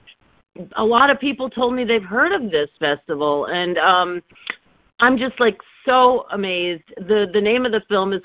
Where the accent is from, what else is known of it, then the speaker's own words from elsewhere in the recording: New York City, New York, United States; also born or lived in London / Philadelphia / Washington, D.C.; I was born in the Bronx, but I never really lived there, but I've been a New Yorker my entire life